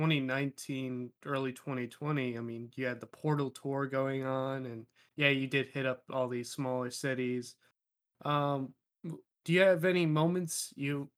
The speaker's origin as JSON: {"language": "English", "town": "Burlington", "region": "Vermont", "country": "United States", "said": "I'm actually from Burlington, Vermont"}